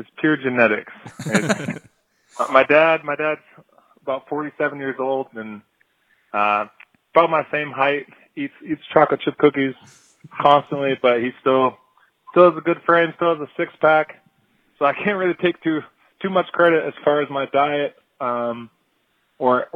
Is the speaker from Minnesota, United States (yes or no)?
no; Seattle, Washington, United States; moved away as an adult; also born or lived in Fort Myers, Florida; I'm from Seattle, Washington